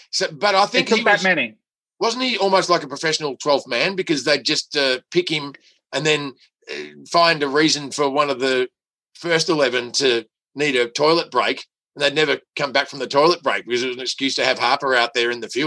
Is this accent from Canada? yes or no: no; Australia; I'm so Australian